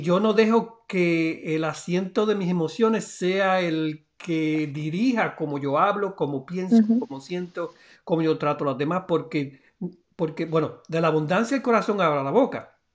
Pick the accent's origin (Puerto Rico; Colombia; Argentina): Puerto Rico; de allá de, de Puerto Rico, de mi pueblo